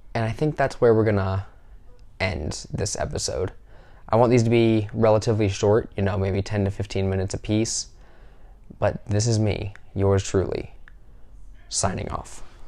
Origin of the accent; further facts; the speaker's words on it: the South, United States; I am from the South in the United States